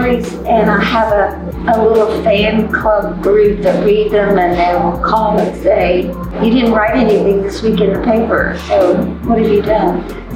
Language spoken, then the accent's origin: English; Hood County, Texas, United States; My hometown paper, which is the Hood County News and another county. We're about 80 miles from Dallas